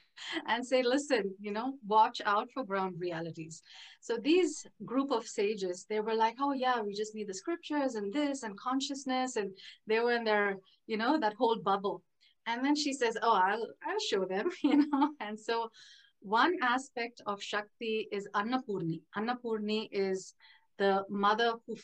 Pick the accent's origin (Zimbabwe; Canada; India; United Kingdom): India; moved away; I come from India, was raised in India